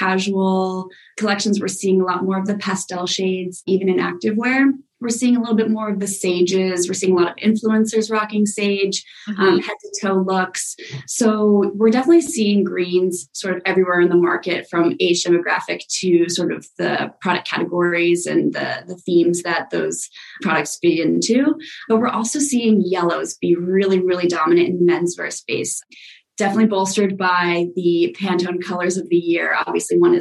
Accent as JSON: {"language": "English", "region": "New York", "country": "United States", "said": "I'm a New Yorker"}